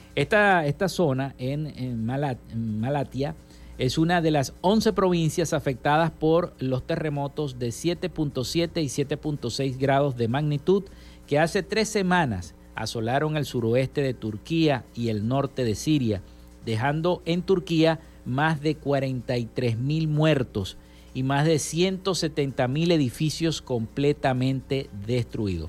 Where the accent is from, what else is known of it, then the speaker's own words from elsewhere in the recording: Venezuela; nuestro país